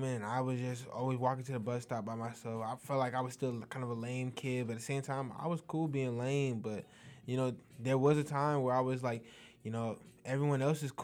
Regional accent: Florida, United States; also born or lived in Fort Myers, Florida / Lehigh Acres, Florida; I'm from Florida

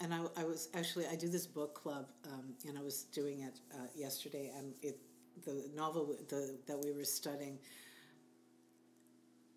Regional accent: Canada; as a Canadian

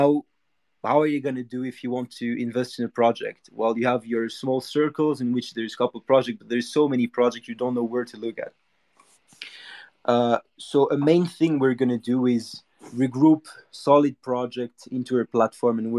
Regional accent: Monaco; I'm from Monaco

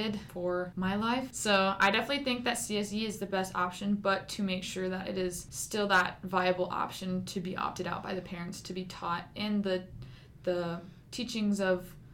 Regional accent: Virginia, United States; I grew up in Virginia

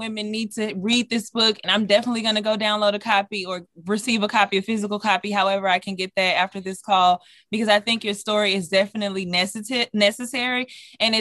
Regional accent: Dallas, Texas, United States; moved away; I'm originally from Dallas, Texas.

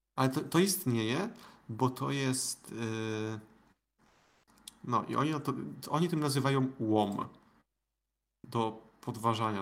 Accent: Świętokrzyskie Voivodeship, Poland; pochodzę ze świętokrzyskiego

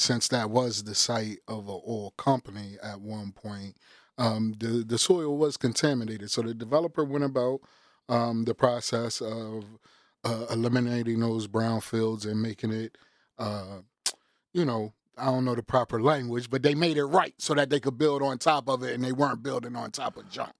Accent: Wilmington, Delaware, United States; I was born and raised in Southbridge

